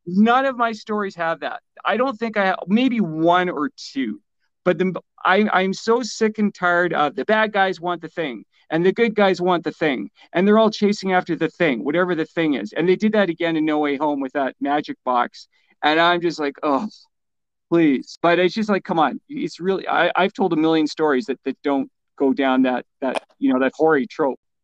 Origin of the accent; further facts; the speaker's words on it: Canada; also born or lived in Vancouver; I'm a Canadian